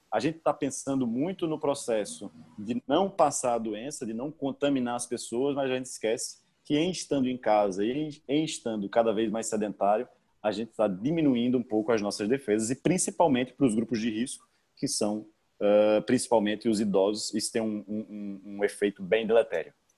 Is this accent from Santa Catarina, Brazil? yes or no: no; Paraíba, Brazil; moved away as an adult; also born or lived in Rio Grande do Sul; eu sou eu sou natural da Paraíba, eu tô falando aqui direto da Paraíba